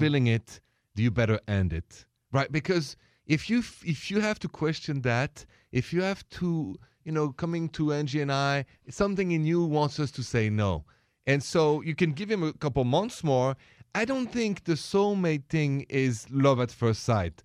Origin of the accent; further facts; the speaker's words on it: Paris, Île-de-France, France; moved away; I was born in Paris